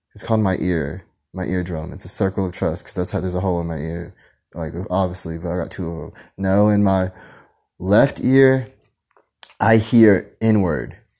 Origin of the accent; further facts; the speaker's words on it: Philippines; I'm Filipino.